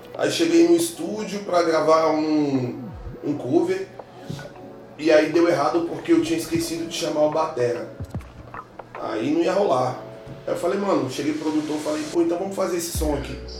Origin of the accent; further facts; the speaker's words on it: Brasília, Federal District, Brazil; also born or lived in Rio de Janeiro; eu sou natural do Rio de Janeiro, não contei isso no início. Mas eu sou criado em Brasília, então me considero brasiliense